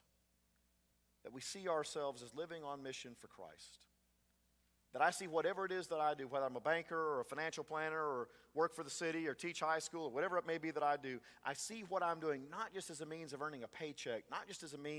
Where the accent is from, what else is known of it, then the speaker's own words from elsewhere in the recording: Frostproof, Florida, United States; growing up in Frostproof. I'm sure it was true here in Avon Park when I was growing up in Frostproof.